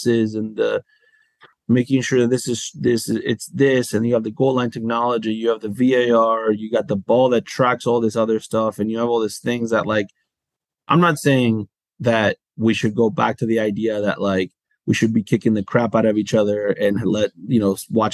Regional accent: United States; growing up in the United States

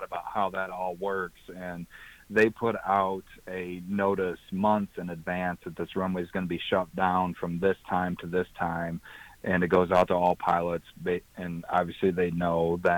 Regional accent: Three Rivers, United States; born and raised in Three Rivers, just like I was

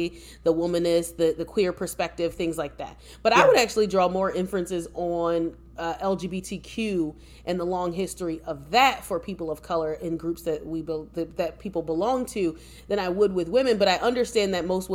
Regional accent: United States; an American-born descendant of enslaved Africans

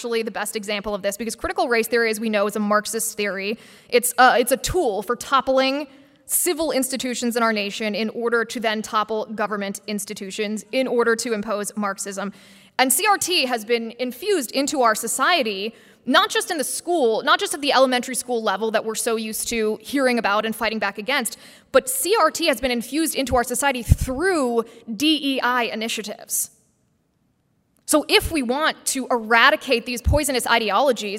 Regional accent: Midwest, United States; I love the Midwest, I'm from the Midwest

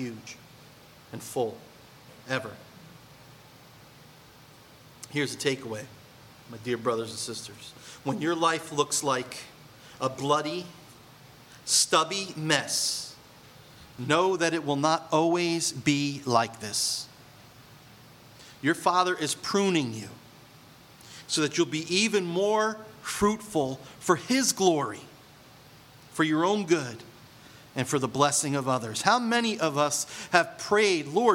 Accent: Point Pleasant, United States; I grew up in Point Pleasant.

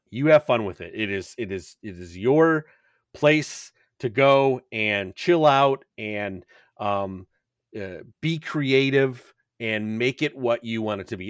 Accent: Chicago, Illinois, United States; I'm from Chicago

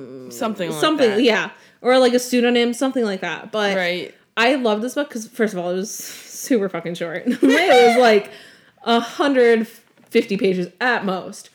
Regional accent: Long Island, New York, United States; I'm from Long Island.

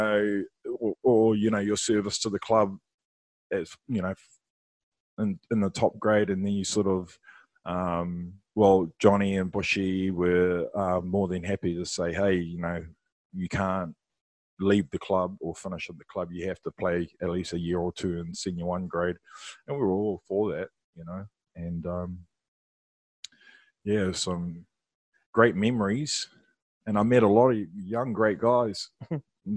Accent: Wellington, New Zealand; I'm from Wellington.

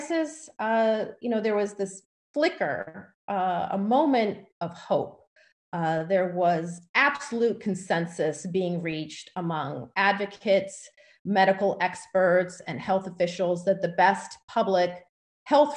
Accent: Ohio, United States; here in Ohio, my home state of Ohio

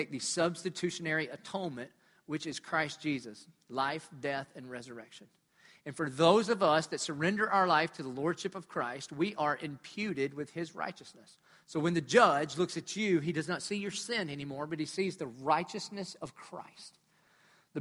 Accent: Dillon, United States; I'm from Dillon

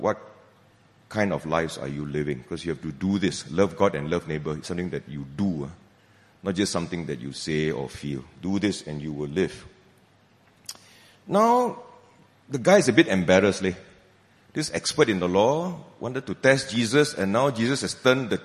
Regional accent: Malaysia; I'm a Malaysian

